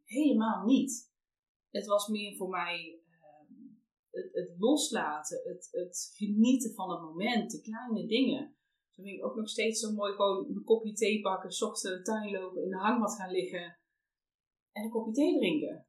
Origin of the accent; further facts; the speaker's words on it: North Brabant, Netherlands; we komen allebei uit Brabant